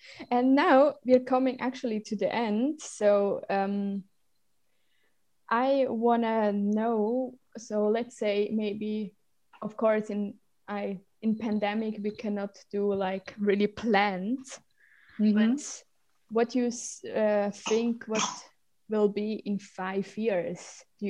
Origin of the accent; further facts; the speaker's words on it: Zug, Switzerland; first language Swiss German; English is a second language; I grew up in the Canton Zug